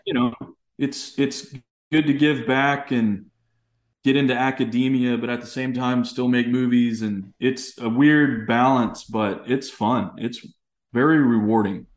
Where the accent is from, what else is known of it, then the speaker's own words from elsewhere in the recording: East Texas, United States; growing up in Texas